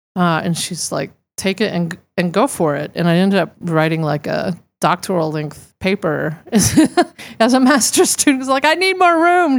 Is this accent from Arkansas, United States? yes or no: yes; Arkansas, United States; being raised, uh, I'm from Arkansas originally